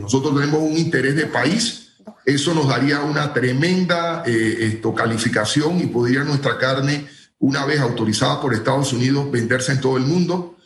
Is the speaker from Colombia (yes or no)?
no; Panama